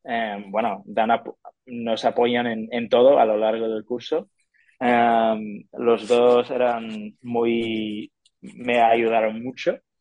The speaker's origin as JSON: {"language": "Spanish", "town": "Detroit", "region": "Michigan", "country": "United States", "second_language": "Spanish", "moved": "as an adult", "lives_now": "Seville, Spain", "said": "soy de Estados Unidos, soy de Detroit, en Estados Unidos"}